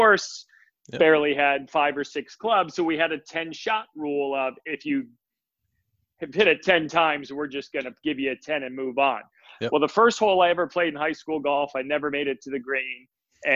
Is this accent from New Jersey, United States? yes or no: yes; New Jersey, United States; also born or lived in New York City; Grew up in Jersey. Was born in New York City.